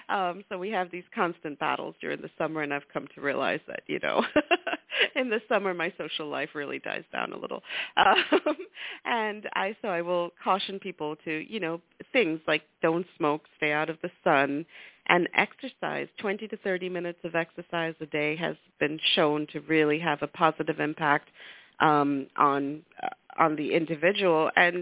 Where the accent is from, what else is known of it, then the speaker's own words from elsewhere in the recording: Lesotho; moved away as an adult; now in United States; So I grew up in Africa, in a tiny little country in the heart of completely landlocked by South Africa. And the reason I came to the U.S. for college was because at the time, South Africa was an apartheid country.